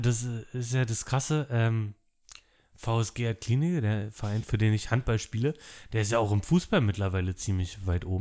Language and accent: German; Berlin, Germany; ich bin in Köpenick geboren